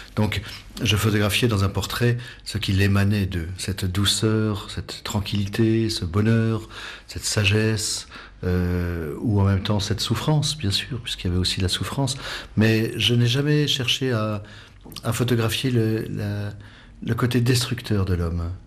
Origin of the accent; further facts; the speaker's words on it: Savoie, Auvergne-Rhône-Alpes, France; moved away as an adult; also born or lived in Himalaya; je suis savoyard, euh, né en Savoie, donc euh, montagnard